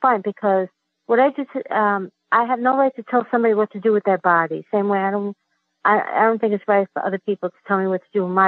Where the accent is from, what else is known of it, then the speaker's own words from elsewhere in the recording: United States; also born or lived in Queens, New York; I was born in the United States, as I think I told you that I have dual citizenship